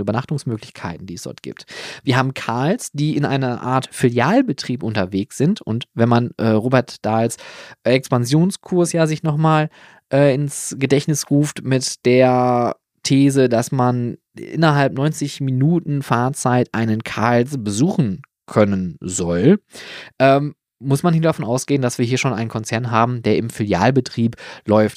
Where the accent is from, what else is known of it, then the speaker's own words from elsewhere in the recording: Germany; hier bei uns in Deutschland